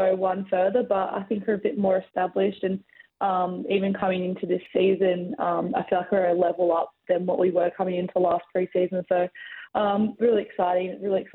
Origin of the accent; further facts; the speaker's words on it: Perth, Western Australia, Australia; moved away as an adult; now in Melbourne, Australia; I come from Perth and I was a West Coast supporter